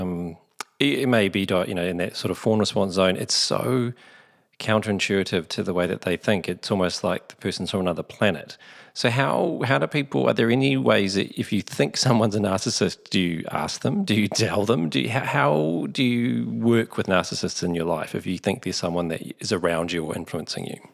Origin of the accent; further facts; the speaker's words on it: Onehunga, Auckland, New Zealand; growing up in Orniehunga